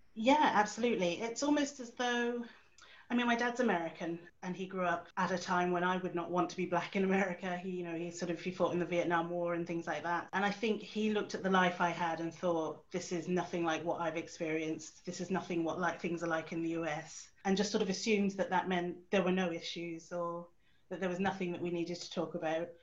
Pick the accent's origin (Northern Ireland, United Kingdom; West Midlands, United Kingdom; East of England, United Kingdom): East of England, United Kingdom; Suffolk; moved away as an adult; also born or lived in Edinburgh / South Korea; now in Newcastle, United Kingdom; I didn't grow up in the Northeast, I grew up myself in Suffolk.